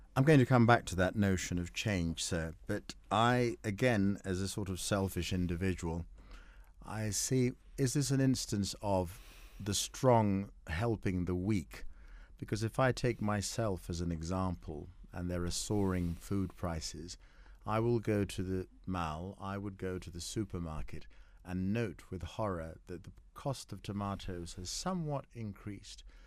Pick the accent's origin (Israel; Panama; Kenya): Kenya; I'm a Kenyan